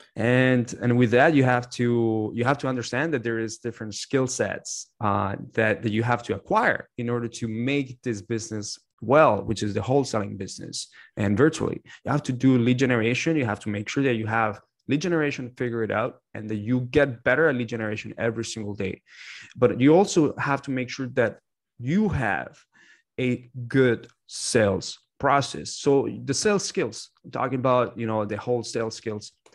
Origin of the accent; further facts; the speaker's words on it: Canada; moved away as an adult; also born or lived in Ottawa; now in United States; majority of my life, I grew up in Canada